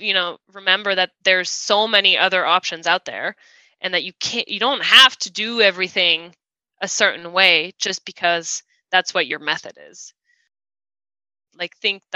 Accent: France; now in United States; I was born, my whole family is French. I was born in France. Now I live in the US, and we've been here for about 14 years

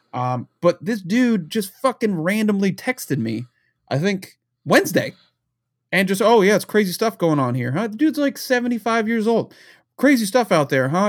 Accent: New Jersey, United States; I grew up in New Jersey right outside of where he was doing his shenanigans back in New York

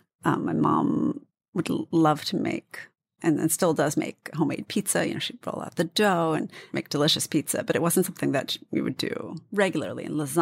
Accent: D.C. area, Maryland, United States; In the D.C. area, Maryland, right outside.

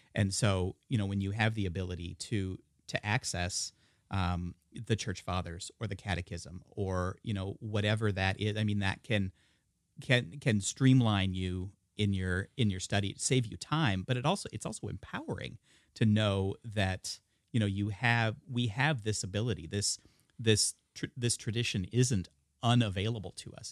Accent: the Northwest, Pacific Northwest, United States; being born and raised in the Northwest

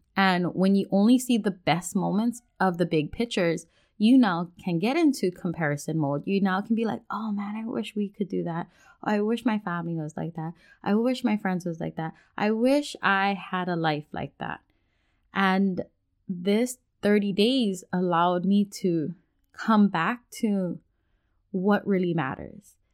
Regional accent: Hawaii, United States; also born or lived in Washington State; now in Washington, United States; we're originally from Hawaii, now we live in Washington State

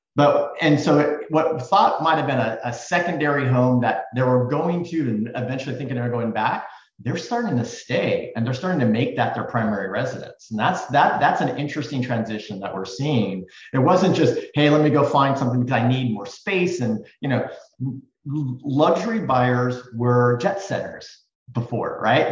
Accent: Silicon Valley, California, United States; growing up in Silicon Valley

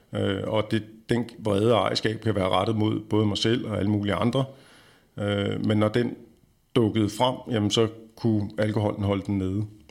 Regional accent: Denmark; vi har som danskere stort set alkohol indblandet i næsten alle vores aktiviteter

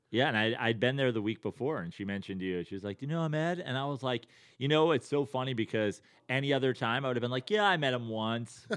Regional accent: Westchester, New York, United States; moved away as an adult; also born or lived in Bethlehem, Pennsylvania / Venice, Los Angeles; now in Los Angeles, United States; born and raised in New York, born in the city, raised in Westchester

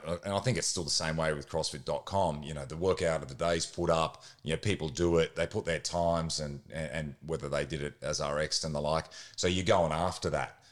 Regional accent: Queensland, Australia; I grew up in Queensland

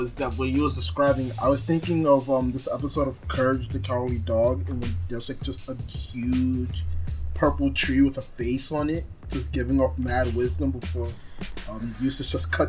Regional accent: New York, United States; I'm from New York and I'm Hispanic.

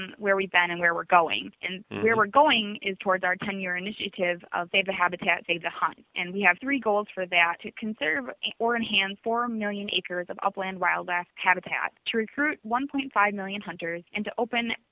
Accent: Shiocton, Wisconsin, United States; moved away as an adult; now in Edgefield, United States; I grew up in the rural town of Shiocton, Wisconsin.

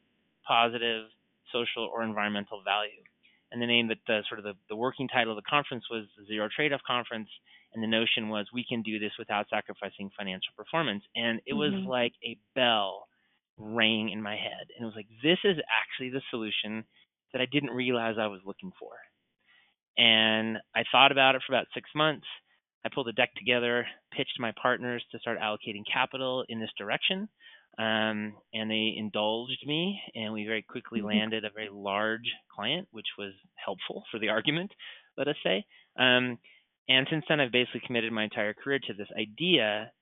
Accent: Colorado, United States; I was raised in Colorado

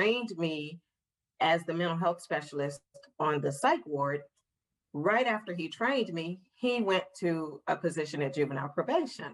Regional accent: St. Louis, Missouri, United States; moved away as an adult; also born or lived in West Virginia; now in Canton, Ohio, United States; I'm originally from St. Louis. Grew up in the heart of St. Louis, graduated from high school there

